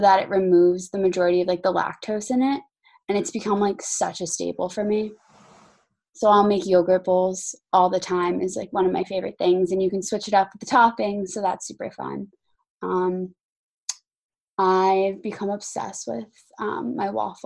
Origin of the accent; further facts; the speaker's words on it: New Jersey, United States; moved away; growing up in New Jersey